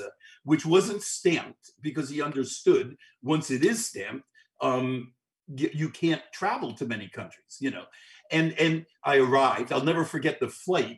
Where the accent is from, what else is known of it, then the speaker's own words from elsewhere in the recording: United States; moved away as an adult; now in Hong Kong; I said, USA